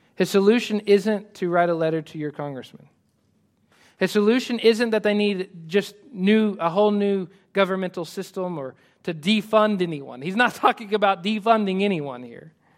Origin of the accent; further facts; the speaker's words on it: United States; I love being American